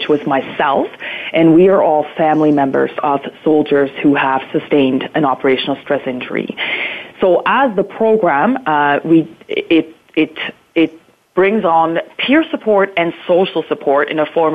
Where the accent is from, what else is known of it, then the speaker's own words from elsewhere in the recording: near Bern, Switzerland; moved away as an adult; now in Ontario, Canada; I was born and raised in Switzerland in a very small town just outside of the capital of Bern.